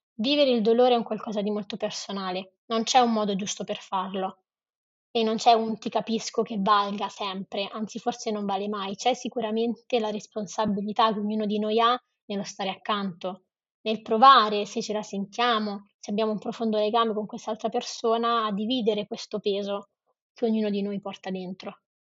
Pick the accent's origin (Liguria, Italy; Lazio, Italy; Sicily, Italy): Lazio, Italy; Rome; Io sono romana